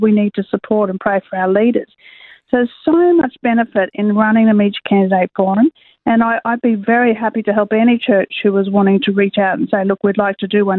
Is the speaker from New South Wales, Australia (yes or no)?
no; Queensland, Australia; I am a Queenslander myself